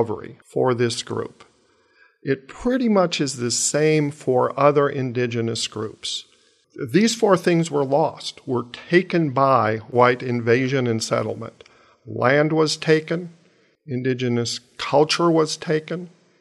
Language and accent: English; Mountain Lake, Minnesota, United States; my family in southwestern Minnesota, Mountain Lake, is small town there, is my hometown